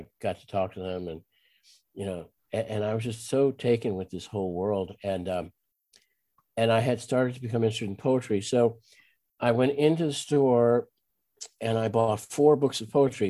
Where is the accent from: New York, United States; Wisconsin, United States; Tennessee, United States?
New York, United States; Great Neck; I grew up on Long Island, actually